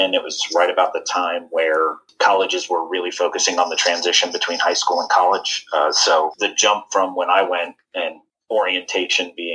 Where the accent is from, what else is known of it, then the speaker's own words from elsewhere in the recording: Long Island, New York, United States; moved away as an adult; also born or lived in Blacksburg, Virginia / Oxford, Mississippi; now in Boone, United States; I came originally from Long Island, New York